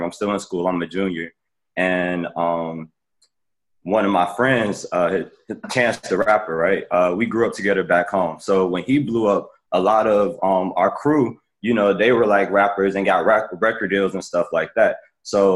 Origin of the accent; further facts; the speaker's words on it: Chicago, Illinois, United States; moved away as an adult; now in Washington, D.C., United States; I'm from, like Brett said, I'm from Chicago